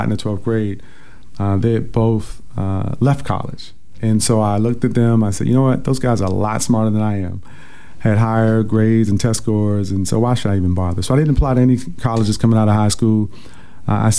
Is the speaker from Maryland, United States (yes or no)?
no; Washington, District of Columbia, United States; growing up in Northeast Washington, D.C., as I mentioned, I've been here my entire life